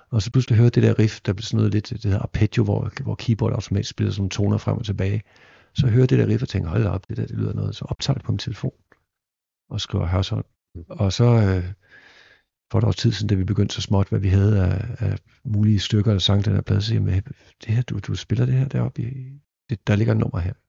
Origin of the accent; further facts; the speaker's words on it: Viborg, Central Denmark Region, Denmark; moved away; i Viborg, hvor jeg voksede op